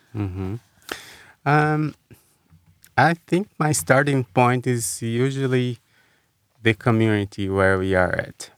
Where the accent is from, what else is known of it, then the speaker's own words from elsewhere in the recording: Brazil; moved away as an adult; also born or lived in São Paulo, Brazil / Washington, D.C., United States; now in United States; growing up in Brazil